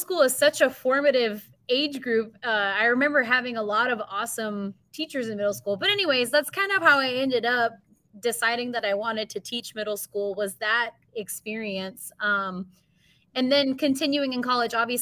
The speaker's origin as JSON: {"language": "English", "town": "New Braunfels", "region": "Texas", "country": "United States", "tie": "born or raised there", "also_born_or_lived": "Missouri", "said": "I am originally from New Braunfels, Texas, born and raised there, K through 12"}